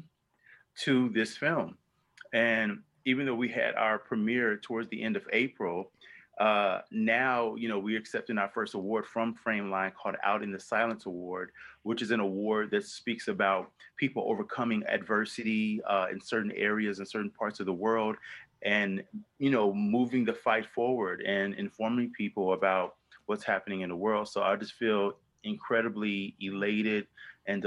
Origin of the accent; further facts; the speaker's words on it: the South, United States; my own self as a queer Black man growing up in the South